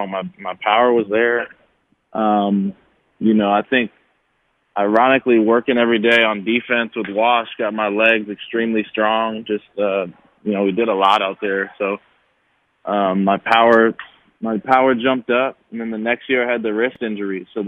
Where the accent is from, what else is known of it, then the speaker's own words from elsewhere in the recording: El Cerrito, California, United States; That's 10 minutes from my hometown in El Cerrito, California.